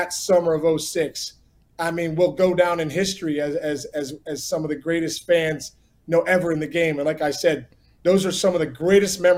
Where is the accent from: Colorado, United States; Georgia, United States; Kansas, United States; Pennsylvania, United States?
Pennsylvania, United States; Upper St. Clair; Growing up in Pittsburgh